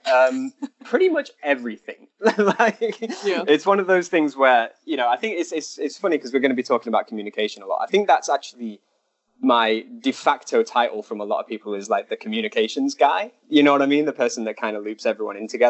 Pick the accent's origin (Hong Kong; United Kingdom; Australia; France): United Kingdom; moved away as an adult; now in China; I'm British